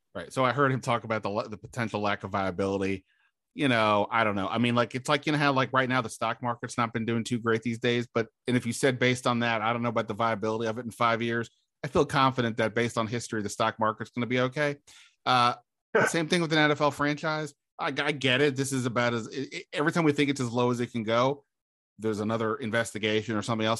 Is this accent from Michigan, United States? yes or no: no; Montgomery County, Maryland, United States; I grew up in Montgomery County